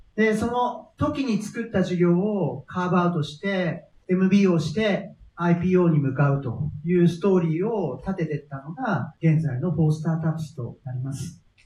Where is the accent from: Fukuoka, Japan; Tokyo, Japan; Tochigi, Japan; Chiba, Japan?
Fukuoka, Japan; 私は福岡の出身です。で、なんかまあ、たまたまですけど、中高のクラスメイトは孫泰造とか、堀江貴文です